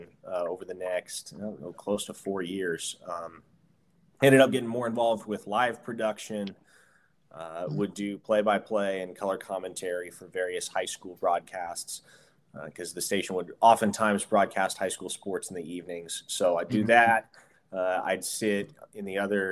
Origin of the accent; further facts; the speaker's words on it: Omaha, Nebraska, United States; my hometown of Omaha, Nebraska